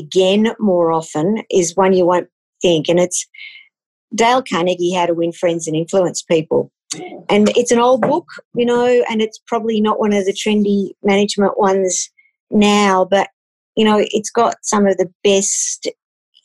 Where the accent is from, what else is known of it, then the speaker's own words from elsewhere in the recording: Queensland, Australia; I grew up in Queensland